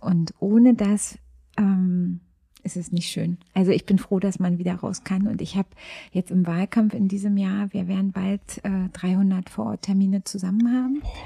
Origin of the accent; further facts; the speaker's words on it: Frankfurt, Brandenburg, Germany; now in Berlin, Germany; Ich bin in Frankfurt-Oder geboren. Ich habe ähm, eine ostdeutsche Anfangsbiografie